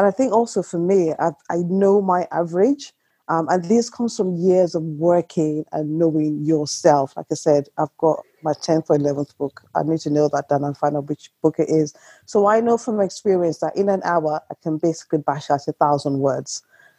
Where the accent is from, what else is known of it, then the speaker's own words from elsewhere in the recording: United Kingdom; check the weather, because I'm British and that's what we do.